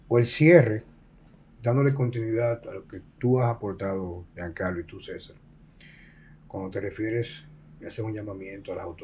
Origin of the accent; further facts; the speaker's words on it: Dominican Republic; Yo soy un amante de mi pueblo, un amante de mi país. Nací aquí, aquí moriré.